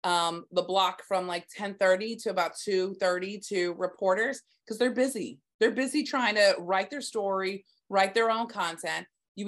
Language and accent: English; Southern United States, United States; Right now, I am digging the TikToks because I love music. I'm from the South.